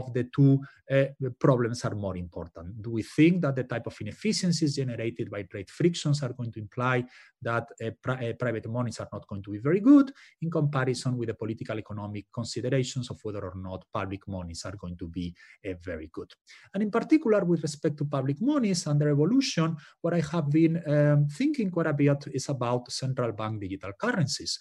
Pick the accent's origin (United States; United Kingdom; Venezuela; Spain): Spain; moved away; I'm from Spain originally